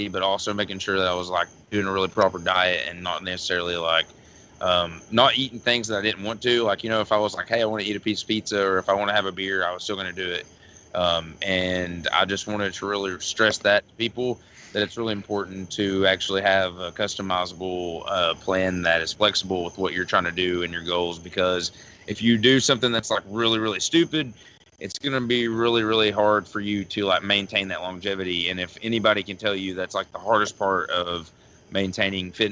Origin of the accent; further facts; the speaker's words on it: West Liberty, Kentucky, United States; I am from West Liberty, Kentucky